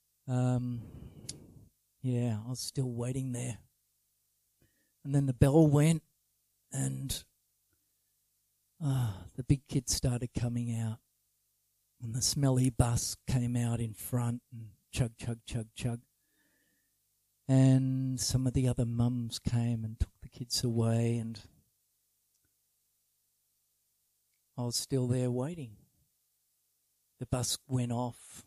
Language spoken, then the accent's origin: English; Sydney, New South Wales, Australia; where I grew up in Sydney